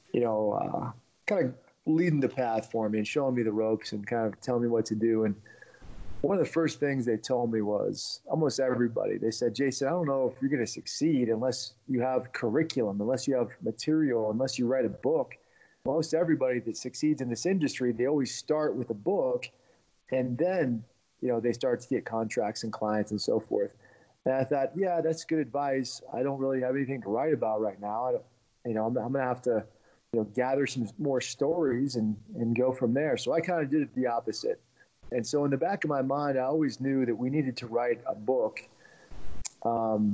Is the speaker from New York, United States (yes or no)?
no; Washington, D.C. area in Virginia, United States; born or raised there; also born or lived in Russia